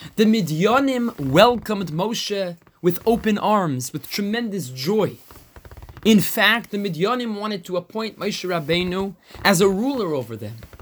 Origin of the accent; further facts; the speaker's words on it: United States; we're American